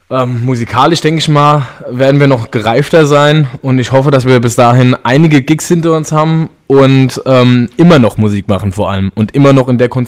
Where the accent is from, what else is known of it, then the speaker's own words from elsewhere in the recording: Limburg, Hesse, Germany; wir ähm, kommen ähm, alle aus der Region, also wir, wir liegen quasi direkt auf der äh, Grenze zu Rheinland-Pfalz. Also ich weiß nicht, ob ihr Limburg, ob euch das was sagt.